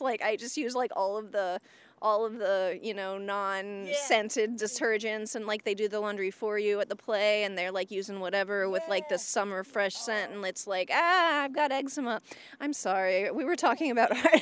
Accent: Indiana, United States; moved away as an adult; now in Boston, United States; before I lived in Boston, I, I was from Indiana

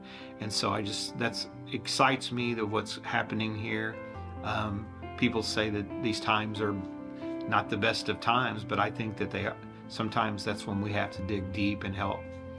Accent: Missouri, United States; the church that I grew up in Missouri

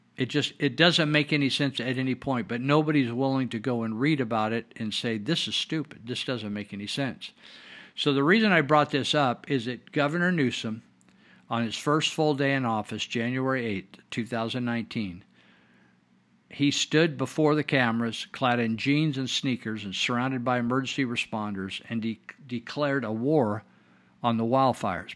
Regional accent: Yuba-Sutter area, California, United States; I was raised here in the Yuba Sutter area

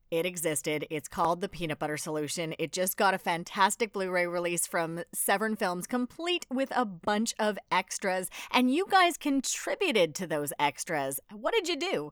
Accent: Edmonton, Alberta, Canada; I'm from Edmonton

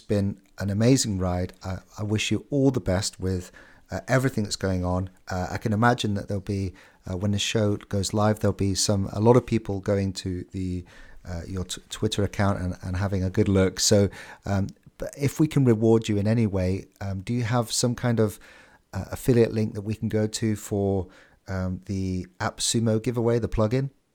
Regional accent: United Kingdom; I'm a Brit

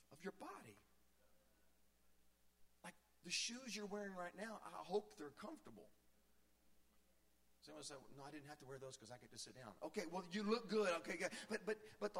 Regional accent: Virginia, United States; moved away; I grew up in Virginia

